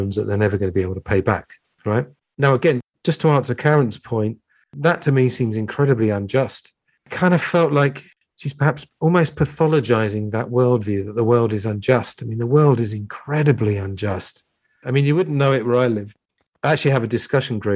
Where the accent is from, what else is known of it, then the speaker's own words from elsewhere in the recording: United Kingdom; I'm British